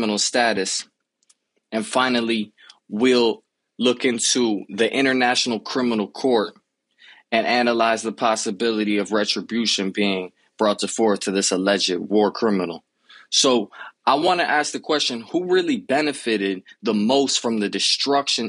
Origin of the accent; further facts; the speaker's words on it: Miami, Florida, United States; I grew up in Miami